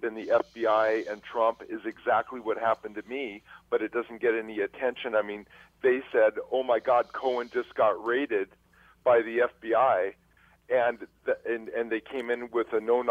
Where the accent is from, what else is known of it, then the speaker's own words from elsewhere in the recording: Malibu, California, United States; moved away as an adult; now in Montana, United States; born and raised in Malibu, California